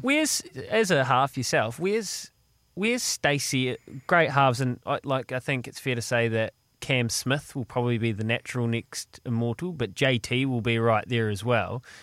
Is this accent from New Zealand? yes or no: yes; New Zealand; as a New Zealander growing up